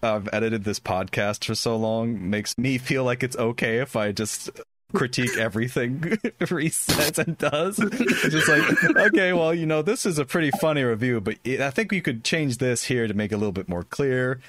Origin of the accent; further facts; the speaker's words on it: United States; as an American, that's how I eat all dinner